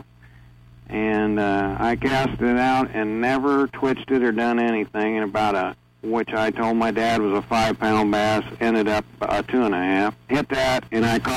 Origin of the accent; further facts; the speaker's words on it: Lima, Ohio, United States; I grew up here in Ohio. I've lived in the Lima area all my life.